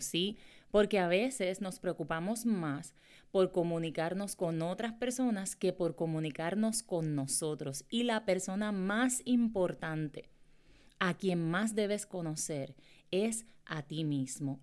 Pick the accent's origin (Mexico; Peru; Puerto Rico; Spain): Puerto Rico; Morovis; yo soy de Morovis, Puerto Rico, ¿verdad? De un pueblo eh, en Puerto Rico y es el campo.